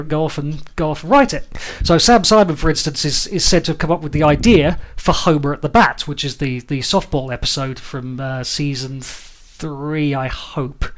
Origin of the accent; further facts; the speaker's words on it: United Kingdom; as British people